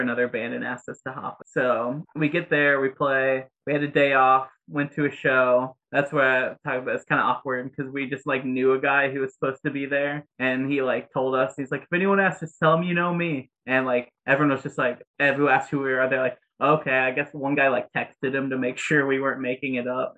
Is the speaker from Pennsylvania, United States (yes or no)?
no; Indiana, United States; I'm from Indiana